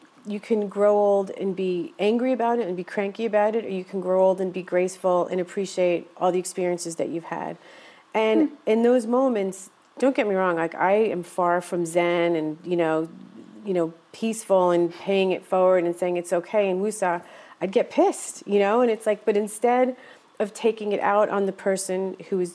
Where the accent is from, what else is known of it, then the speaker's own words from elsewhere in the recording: Yonkers, New York, United States; also born or lived in Oswego, New York; I grew up in a city, Yonkers, New York, which is about 30 minutes outside of New York